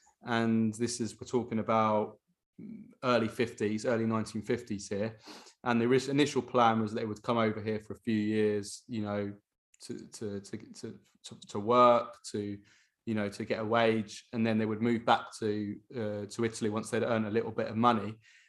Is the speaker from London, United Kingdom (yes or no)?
no; Bedford, East of England, United Kingdom; And then I was born here in Bedford, but I had a very, you know, very Italian upbringing